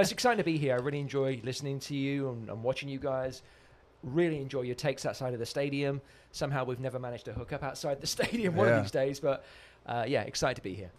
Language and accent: English; Oxford, South East England, United Kingdom; moved away; I'm actually from Oxford.